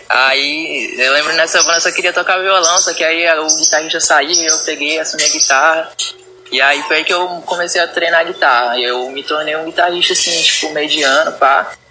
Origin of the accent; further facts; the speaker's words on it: Nova Iguaçu, Rio de Janeiro, Brazil; now in Marabá, Brazil; Iguaçu, Rio de Janeiro, tá ligado?